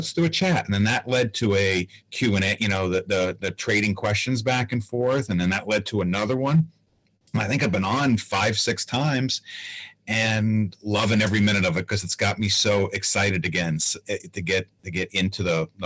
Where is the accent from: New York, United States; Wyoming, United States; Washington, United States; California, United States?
New York, United States; Long Island; I grew up on Long Island